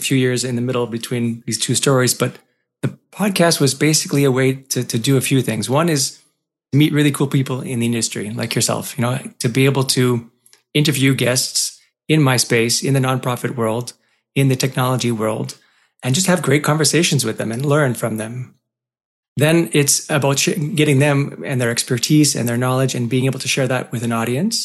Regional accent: Montreal, Quebec, Canada; I was born and raised in Montreal

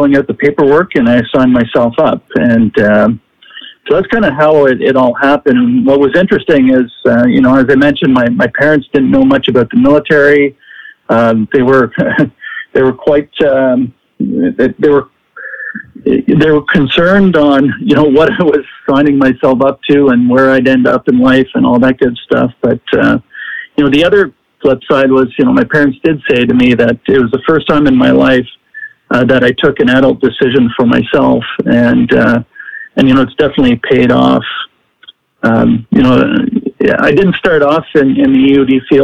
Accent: Ottawa, Ontario, Canada; I grew up in a city called Ottawa. Ottawa is in the province of Ontario.

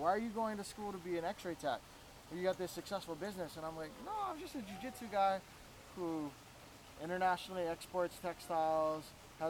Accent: Hawaii, United States; also born or lived in Florida / Bay Area, California; No, I was stationed in the Bay Area. I was born in Florida. I moved to Hawaii mid-childhood.

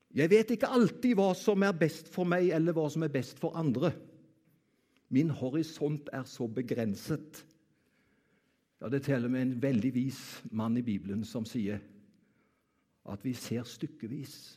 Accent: Karmøy, Rogaland, Norway; Jeg kommer jo fra Karmøy.

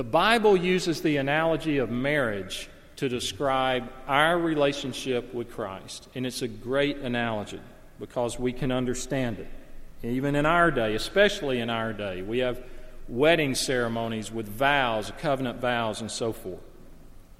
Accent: the South, Southern United States, United States; Now, I speak as a Southerner. I love the South. I grew up in the South.

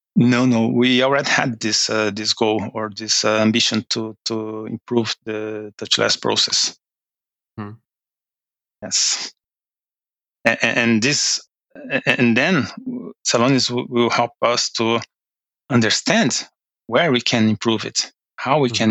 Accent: Brazil; moved away as an adult; now in Norway; from Brazil. Um, I live in Norway uh, for two years now

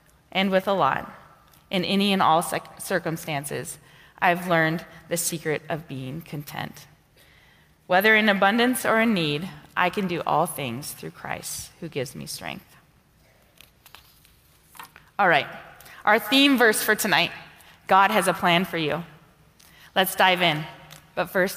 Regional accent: Montana, United States; moved away as an adult; also born or lived in North Dakota / South Dakota / Marshall Islands; now in Washington, United States; I was born in North Dakota. I was raised in the great state of Montana.

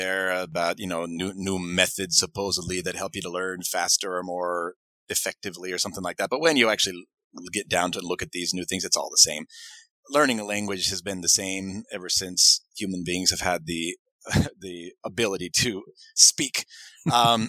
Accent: Maine, United States; moved away; also born or lived in Utah; I'm from the state of Maine originally

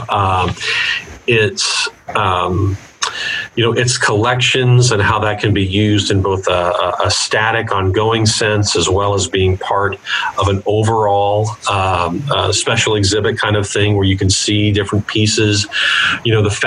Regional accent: Gladstone, Missouri, United States; I grew up in the Northland in Gladstone

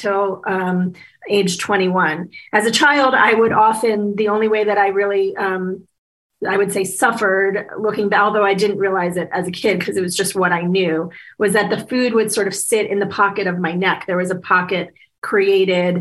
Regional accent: Washington, District of Columbia, United States; I was born in 1971 in Washington, D.C.

